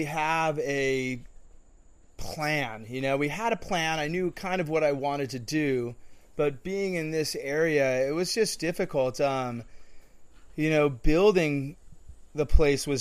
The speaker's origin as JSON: {"language": "English", "town": "Saratoga", "region": "California", "country": "United States", "tie": "born or raised there", "also_born_or_lived": "Huntington Beach, California / Fountain Valley, California / Santa Barbara, California / Maui, Hawaii", "moved": "as an adult", "lives_now": "Bocas del Toro, Panama", "said": "I grew up, I was born in a hospital in Fountain Valley. I was in Huntington Beach until 1979."}